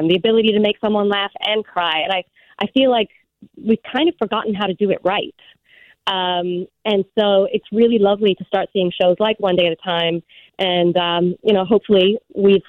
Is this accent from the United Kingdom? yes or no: yes; England, United Kingdom; moved away; I grew up in England